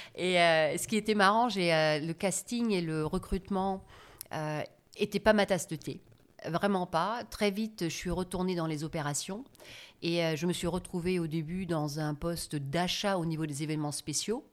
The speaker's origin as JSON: {"language": "French", "country": "Germany", "tie": "born or raised there", "also_born_or_lived": "United States / France / Italy", "second_language": "French", "moved": "as an adult", "said": "je suis née en Allemagne, dans une famille euh, d'origine agriculteur, vignerons. Mhm. Mes parents, euh, eux, avaient une concession Fiat. Et euh, euh, j'ai grandi, en fait, entre guillemets, bêtement en Allemagne"}